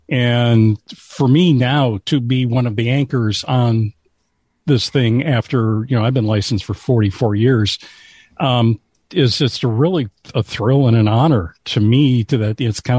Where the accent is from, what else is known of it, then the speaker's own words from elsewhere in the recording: Southern Illinois, United States; I grew up down in Southern Illinois.